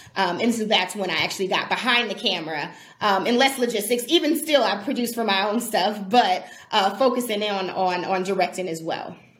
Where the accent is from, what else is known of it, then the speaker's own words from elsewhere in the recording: Milwaukee, Wisconsin, United States; also born or lived in California; now in Milwaukee, United States; I was born um, and raised in Milwaukee